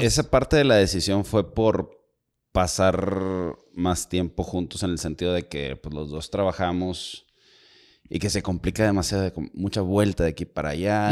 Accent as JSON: {"language": "Spanish", "town": "Monterrey", "region": "Nuevo León", "country": "Mexico", "said": "todos los que somos de acá de, o muchos de los que somos de Monterrey, Nuevo León"}